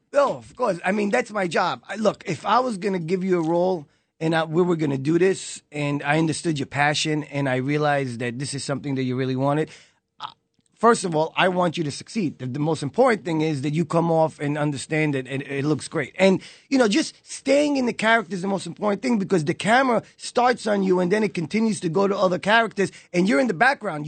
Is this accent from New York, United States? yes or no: yes; New York City, New York, United States; also born or lived in Israel; I was born in Israel, but, uh, raised in Brooklyn when I was nine years old